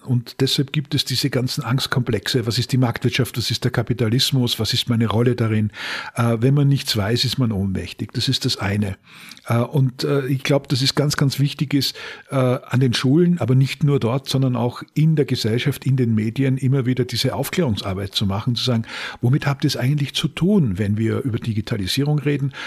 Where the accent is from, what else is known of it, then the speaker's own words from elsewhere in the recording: Upper Styria, Austria; die Gegend, in der ich gelebt habe, in der Obersteiermark in Österreich